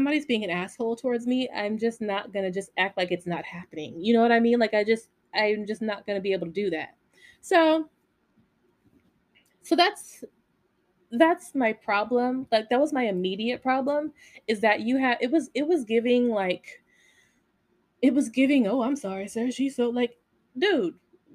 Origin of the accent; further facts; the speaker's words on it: Las Vegas, Nevada, United States; I grew up in Vegas